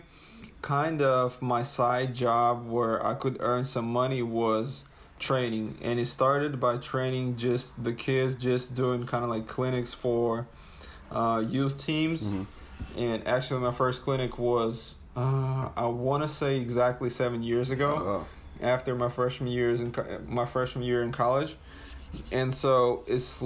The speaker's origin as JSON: {"language": "English", "country": "Russia", "said": "originally from Russia"}